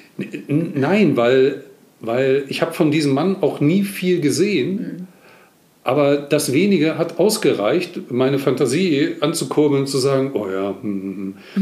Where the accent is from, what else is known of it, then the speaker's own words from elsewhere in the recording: East Germany, Germany; Ich bin im Osten groß geworden